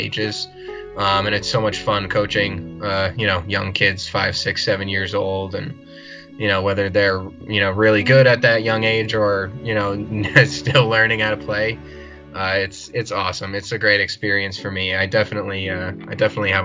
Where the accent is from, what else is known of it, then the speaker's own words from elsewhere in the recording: Connecticut, United States; I'm from Connecticut. I'm kind of near Mohegan Sun and Foxwoods Casinos